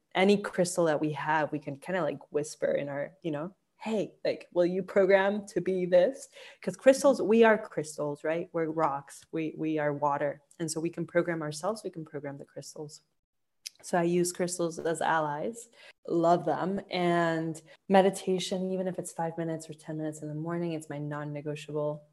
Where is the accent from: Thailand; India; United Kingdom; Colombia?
Colombia; I'm from Colombia, I worked with raw emerald